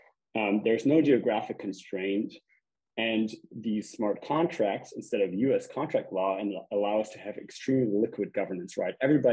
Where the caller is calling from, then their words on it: Germany; I'm calling you from Germany right now